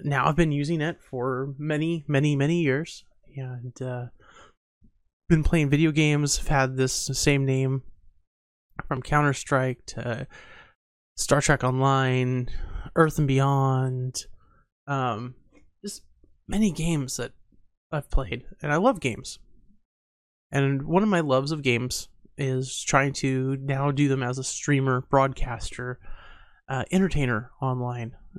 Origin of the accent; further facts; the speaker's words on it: Montana, United States; my family is, has a huge technology background, even though we are from Montana